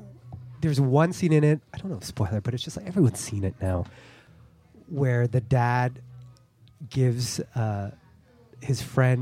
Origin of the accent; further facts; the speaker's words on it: Toronto, Ontario, Canada; I pull from growing up in Toronto.